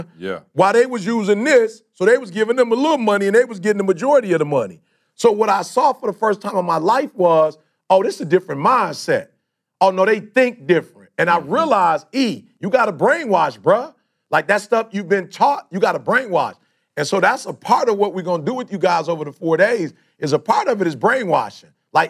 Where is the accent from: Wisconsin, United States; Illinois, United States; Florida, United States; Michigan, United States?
Michigan, United States; Detroit; also born or lived in Chicago; I grew up in Detroit, bruh. I'm from Chicago originally, but most of my life, I grew up in Detroit